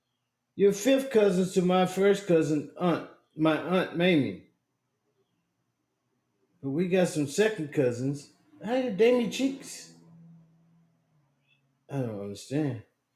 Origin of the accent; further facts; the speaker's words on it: Asheboro, North Carolina, United States; now in Washington, United States; I am a junior in college and currently live in Central Washington, but I was born and raised in Asheboro, North Carolina.